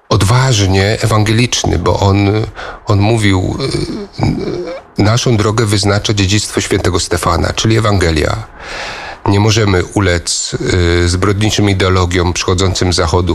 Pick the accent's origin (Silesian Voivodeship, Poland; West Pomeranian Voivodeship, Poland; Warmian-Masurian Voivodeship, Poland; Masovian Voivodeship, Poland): West Pomeranian Voivodeship, Poland; Koszalin; moved away as an adult; also born or lived in Gniezno / Hungary; now in Eger, Hungary; urodziłem się, wychowałem w Krzelinie, ale nie mogę powiedzieć, że pochodzę z Koszalina